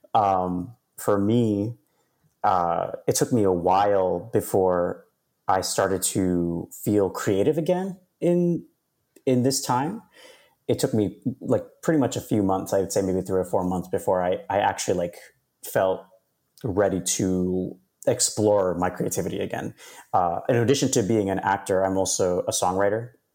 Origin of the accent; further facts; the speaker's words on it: New York City, New York, United States; I'm from New York. I'm, I was born and raised in Queens